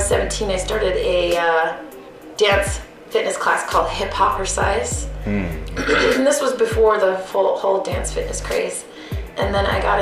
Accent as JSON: {"language": "English", "region": "Utah", "country": "United States", "tie": "born or raised there", "also_born_or_lived": "Maryland", "moved": "as an adult", "said": "Yeah, I'm originally from Utah, born and raised here. I lived back east for about 10 years and then just moved back."}